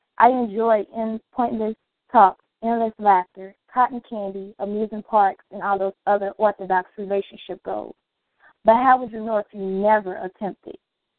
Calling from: Chicago, Illinois, United States

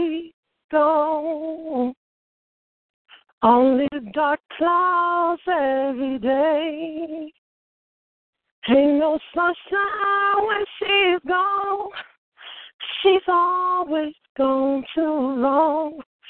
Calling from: Michigan City, Indiana, United States; I'm calling you from Michigan City. Actually, I'm at work right now

